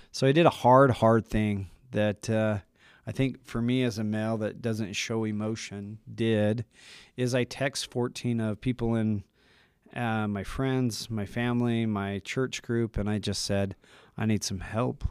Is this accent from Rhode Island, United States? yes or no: no; Utah, United States; I'm from Utah, local